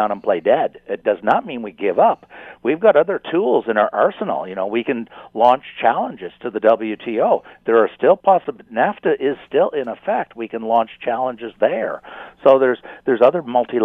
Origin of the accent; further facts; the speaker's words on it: Canada; I'm not an American, I'm a Canadian